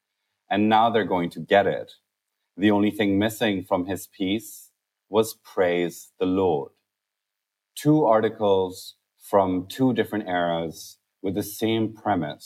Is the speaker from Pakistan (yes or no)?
yes; Pakistan; now in United Kingdom; For me, it was, growing up in Pakistan